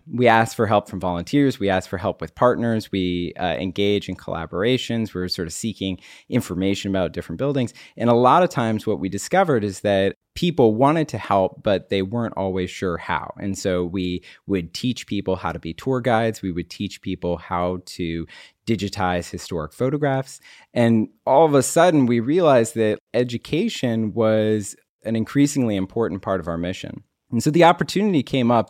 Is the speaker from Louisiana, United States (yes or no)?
no; Maryland, United States; also born or lived in Pittsburgh; I grew up here in Maryland, moved away to Pittsburgh, and then came back